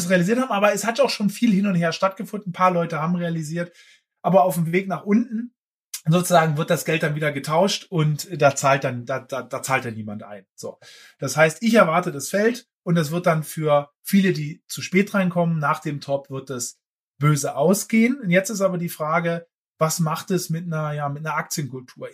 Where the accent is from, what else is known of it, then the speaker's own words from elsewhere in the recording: Germany; also born or lived in Berlin; ich bin ja Berliner, ne? Äh, wie du weißt. Ursprünglich, dann aus Friesland aufgewachsen